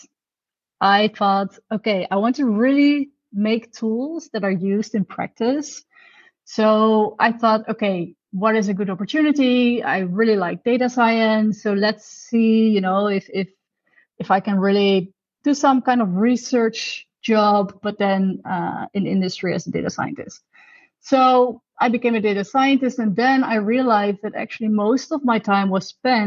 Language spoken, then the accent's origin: English; Netherlands; I'm from the Netherlands, actually, so I'm Dutch.